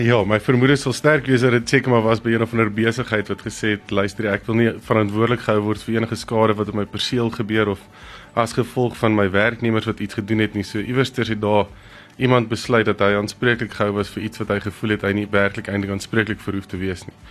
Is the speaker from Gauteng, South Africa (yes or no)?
yes; Pretoria, Gauteng, South Africa; ek kom van Mille Park af